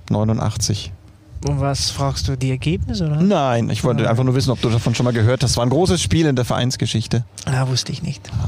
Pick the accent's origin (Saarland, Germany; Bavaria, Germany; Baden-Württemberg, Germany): Bavaria, Germany; Nuremberg; ich komme aus Nürnberg.